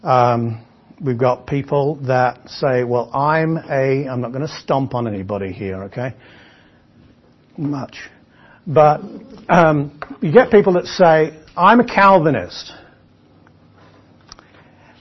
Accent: England, United Kingdom; But I'm English

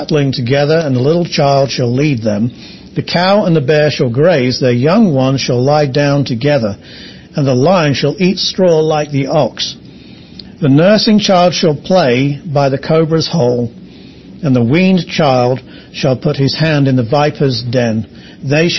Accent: England, United Kingdom; I'm English

